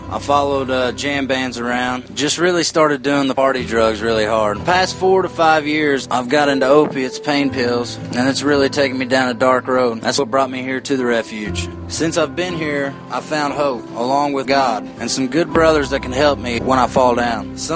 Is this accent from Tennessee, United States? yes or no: yes; Knoxville, Tennessee, United States; 25. I'm from Knoxville, Tennessee. I'm currently in phase two here at the refuge.